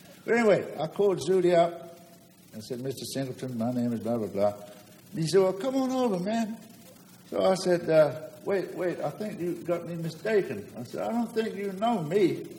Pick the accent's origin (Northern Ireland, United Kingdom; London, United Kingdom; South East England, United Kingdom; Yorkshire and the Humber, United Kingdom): London, United Kingdom; now in United States; I'm a drummer. I came from London.